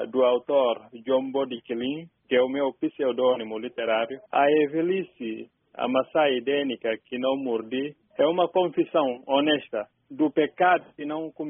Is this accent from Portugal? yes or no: no; Bafatá, Guinea-Bissau; E sobre o rio Jeba fica a cidade onde eu nasci, a cidade de Bafatá.